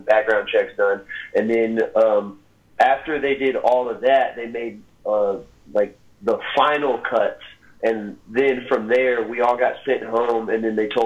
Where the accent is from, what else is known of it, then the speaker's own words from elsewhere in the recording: Little Rock, Arkansas, United States; my hometown of Little Rock, Arkansas